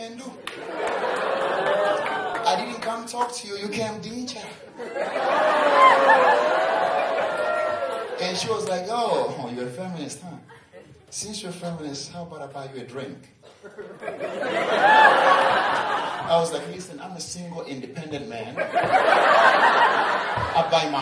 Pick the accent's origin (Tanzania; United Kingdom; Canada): Tanzania; I'm from Tanzania. We have the highest mountain, Kilimanjaro